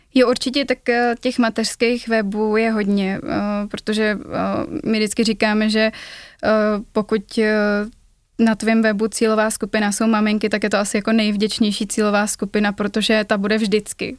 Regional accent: Prague, Czechia; accent: East Prague; můj východopražský přízvuk

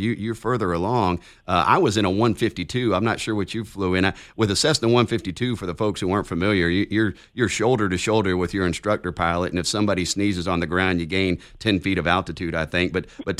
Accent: Denver, Colorado, United States; also born or lived in United States Air Force Academy, Colorado; So I was born in the United States Air Force Academy. My dad was actually in Cheyenne Mountain at the time. And so we settled in Denver. It was just up the road from the Air Force Academy.

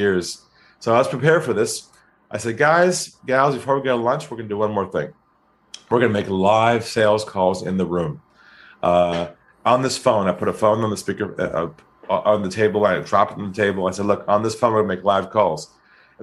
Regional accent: California, United States; now in Sydney, Australia; I'm from California.

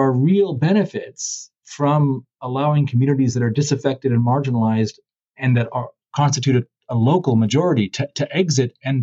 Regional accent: California, United States; I'm from California

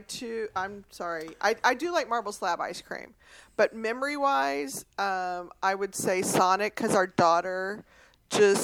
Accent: Texas, United States; I'm from Texas

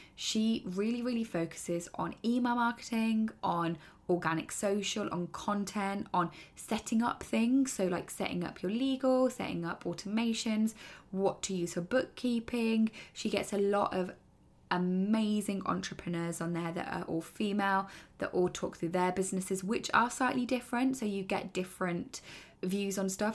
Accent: United Kingdom; I am British

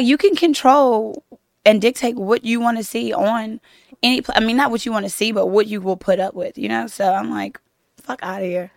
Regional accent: Louisiana, United States; now in Los Angeles, United States; I'm from Louisiana, but we met in Los Angeles, where I live in Los Angeles now

